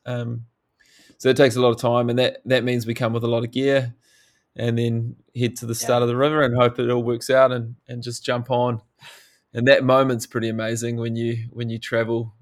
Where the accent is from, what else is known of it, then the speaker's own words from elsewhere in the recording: New Zealand; growing up in New Zealand, it's uh, it's really hard not to be thrown into the outdoors at a young age